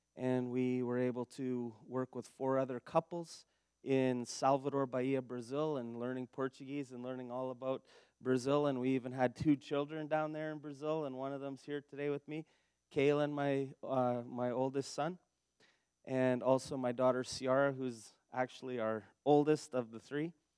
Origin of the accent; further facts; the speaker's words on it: Steinbach, Manitoba, Canada; also born or lived in Dauphin, Manitoba; I'm actually from Manitoba. I was born in Steinbach